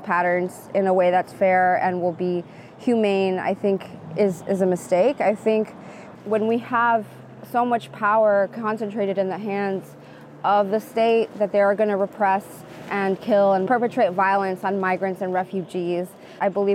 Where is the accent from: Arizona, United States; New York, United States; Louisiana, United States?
Arizona, United States; Phoenix; I was born in Phoenix, Arizona. My parents were undocumented. I grew up under Sheriff Joe Arpaio in Maricopa County